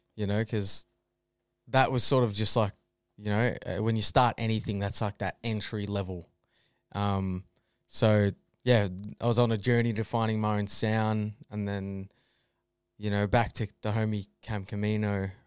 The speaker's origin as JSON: {"language": "English", "town": "Melbourne", "region": "Victoria", "country": "Australia", "tie": "born or raised there", "also_born_or_lived": "Castlemaine / Bendigo", "said": "moved to Melbourne and lived in Reservoir"}